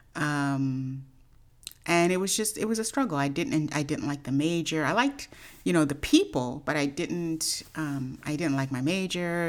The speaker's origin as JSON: {"language": "English", "town": "Oakland", "region": "California", "country": "United States", "tie": "born or raised there", "said": "I grew up in Oakland, California."}